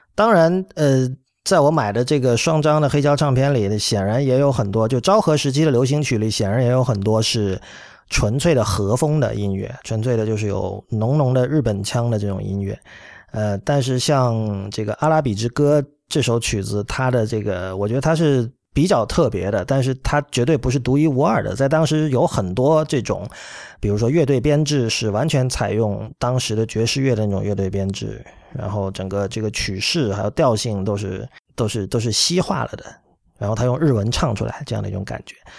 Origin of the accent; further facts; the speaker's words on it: Shenzhen, Guangdong, China; 我作为一个在深圳长大的人，当年这个春游还有学校组织各种活动，我没少去这样的地方